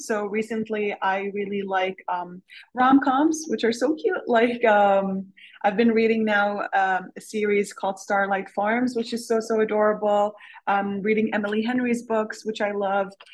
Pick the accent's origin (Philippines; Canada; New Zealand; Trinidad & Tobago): Canada; also born or lived in Syria; now in Switzerland; I am Canadian, but I live in Switzerland